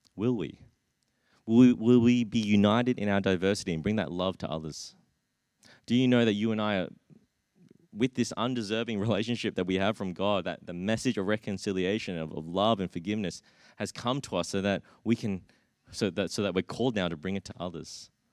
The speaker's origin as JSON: {"language": "English", "town": "Brisbane", "region": "Queensland", "country": "Australia", "tie": "born or raised there", "said": "growing up in, in Brisbane"}